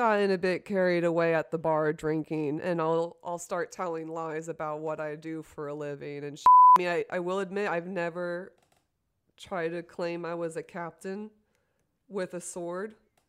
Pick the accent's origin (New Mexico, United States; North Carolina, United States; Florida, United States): Florida, United States; Orlando; this is coming from my hometown this week of Orlando, Florida.